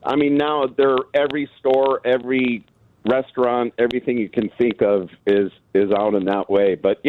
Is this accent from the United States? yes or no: yes; Arlington Heights, Illinois, United States; I grew up in Arlington Heights.